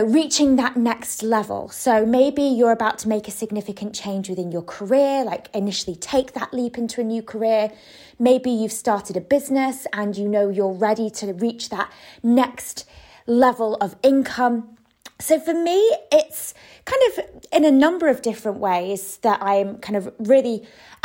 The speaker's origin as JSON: {"language": "English", "country": "United Kingdom", "moved": "as an adult", "lives_now": "Spain", "said": "I am British"}